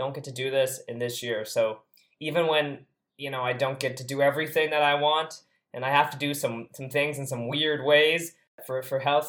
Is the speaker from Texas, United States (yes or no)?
yes; Texas, United States; now in Tel Aviv, Israel; I've actually learned to tell people that I'm from Texas rather than the US